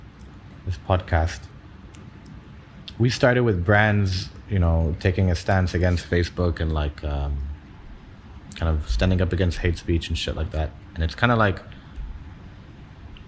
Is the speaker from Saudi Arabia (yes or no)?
yes; Saudi Arabia; I grew up in Saudi in the 90s, 80s and 90s